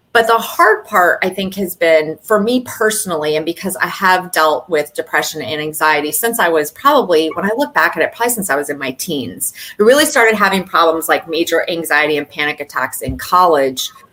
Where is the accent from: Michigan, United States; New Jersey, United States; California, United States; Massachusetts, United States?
Michigan, United States; now in South Florida, United States; I'm also a Midwest girl at heart from Michigan originally. And but I've also been down here in South Florida for a very long time